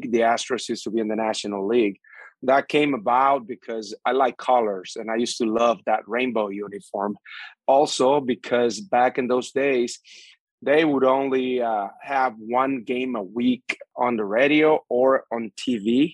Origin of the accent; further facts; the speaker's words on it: San Pedro de Macorís, Dominican Republic; English is a second language; moved away as an adult; now in United States; I grew up right outside San Pedro, the sugarcane